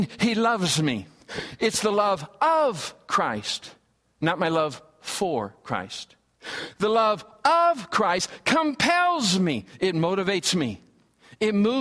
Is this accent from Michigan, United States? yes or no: yes; Michigan, United States; I grew up in the Midwest. I'm a Midwest boy from Michigan